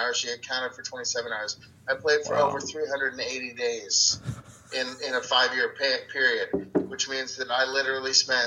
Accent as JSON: {"language": "English", "country": "United States", "moved": "as an adult", "lives_now": "Sweden", "said": "we're Americans"}